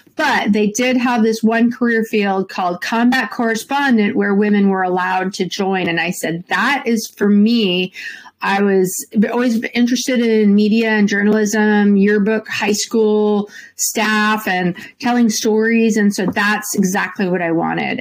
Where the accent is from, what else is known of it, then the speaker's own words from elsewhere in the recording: Santa Rosa, California, United States; I was born and raised in Santa Rosa, California, which is just about an hour north of San Francisco